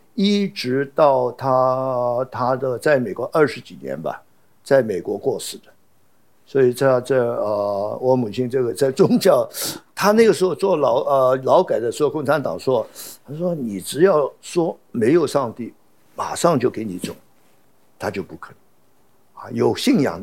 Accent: Hong Kong; 那么啊，我们香港人说算了啊，这生活第一，我们做生意的人赚钱第一，对不对？跟台湾一样。

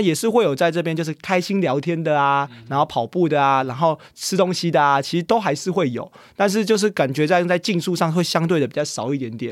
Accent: Taiwan; 我是台湾人

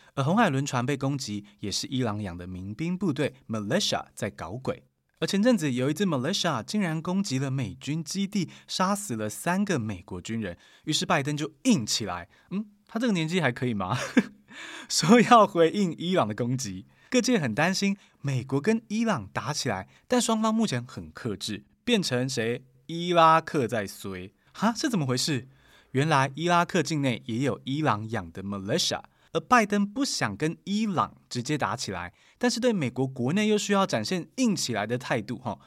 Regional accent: Taiwan; 我们台湾人很有感哦

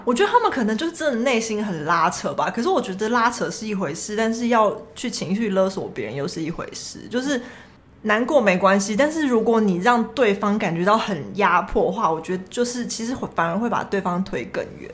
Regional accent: Taiwan; 我是台湾人

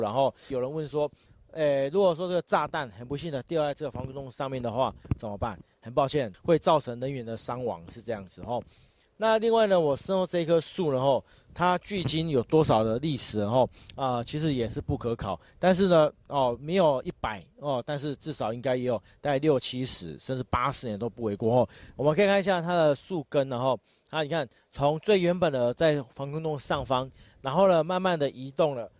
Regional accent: Hualien County, Taiwan; 当时美军来我们轰炸我们花莲这边

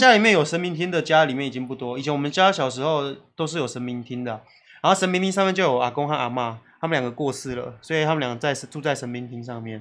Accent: Tainan, Taiwan; 小时候我妈很常常带我去台南的体育公园玩

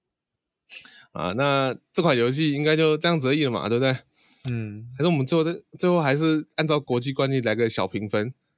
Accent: Taiwan; accent: Taiwanese; 反正我们是台湾人嘛

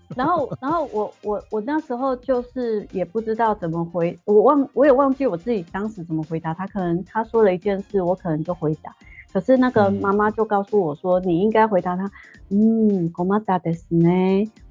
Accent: Taiwan; moved away as an adult; now in Japan; 我是台湾人

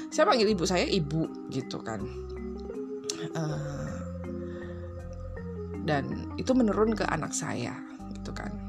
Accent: Java, Indonesia; apalagi aku nih orang-orang Jawa gitu kan aku orang Jawa uh, Jawa Tulen gitu

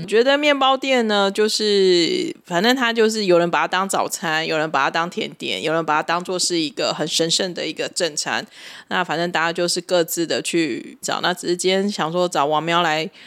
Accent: Tainan, Taiwan; moved away; 我也是台南人嘛

